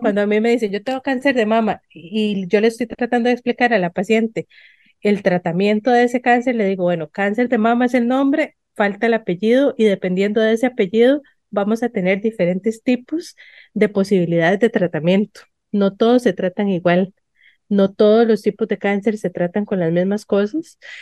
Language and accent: Spanish; San Ramón, Alajuela, Costa Rica; yo crecí en San Ramón de Alajuela